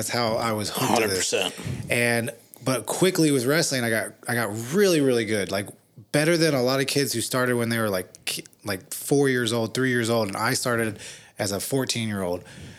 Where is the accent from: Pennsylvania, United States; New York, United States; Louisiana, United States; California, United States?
California, United States; Hollywood; I didn't know growing up in Hollywood with him that he was like